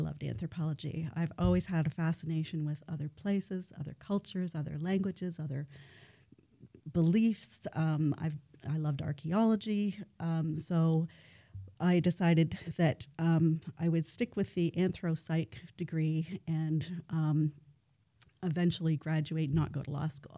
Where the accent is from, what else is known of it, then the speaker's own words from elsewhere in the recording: Ontario, Canada; now in Fairbanks, United States; I'm from Ontario